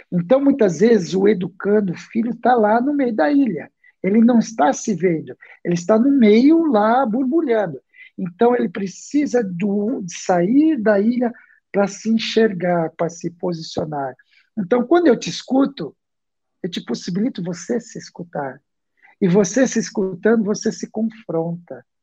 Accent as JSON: {"language": "Portuguese", "region": "São Paulo", "country": "Brazil", "also_born_or_lived": "Santo André", "said": "Eu esqueci de falar, eu sou aqui de São Paulo, né? É, nascido em Santo André, moro aqui em São Paulo."}